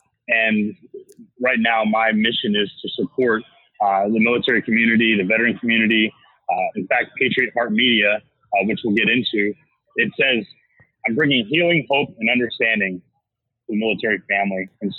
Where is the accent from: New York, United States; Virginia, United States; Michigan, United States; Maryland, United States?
Virginia, United States; Williamsburg; born there; I was born in Williamsburg, Virginia.